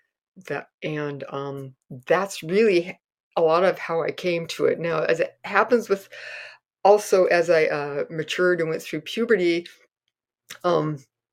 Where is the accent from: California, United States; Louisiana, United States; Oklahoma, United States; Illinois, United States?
California, United States; Castro Valley; growing up in Castro Valley